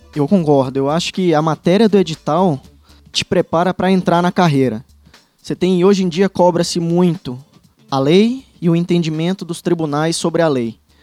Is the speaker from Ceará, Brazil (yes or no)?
yes; Fortaleza, Ceará, Brazil; moved away as an adult; also born or lived in Teresina; now in Paraná, Brazil; sou de Fortaleza